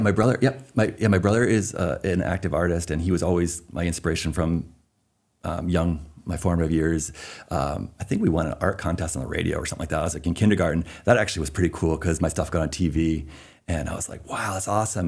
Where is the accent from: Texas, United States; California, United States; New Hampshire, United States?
New Hampshire, United States; Concord; moved away as an adult; also born or lived in North Shore, Massachusetts / Seattle area; now in South Portland, United States; Born in New Hampshire, the only one in my family actually born in New Hampshire. Everybody else is uh, Massachusetts. So we grew up in the formative years in North Shore, Massachusetts, Beverly, Danvers, kind of near Salem. And then um, moved up to Concord, New Hampshire